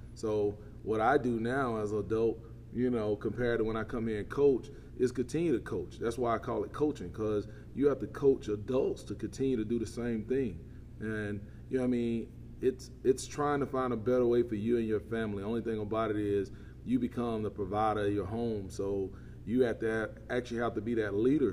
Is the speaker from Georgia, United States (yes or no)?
yes; Quitman, Georgia, United States; also born or lived in Lowndes County, Georgia; I'm from Brooks County here. Um, born and raised right here in Quitman, Georgia